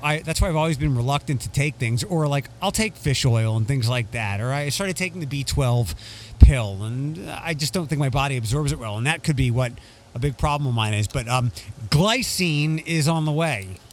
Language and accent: English; Toledo, Ohio, United States; my hometown